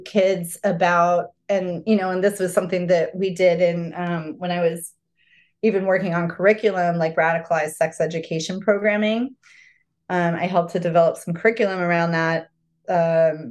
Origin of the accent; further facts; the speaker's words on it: Arizona, United States; I grew up in Arizona.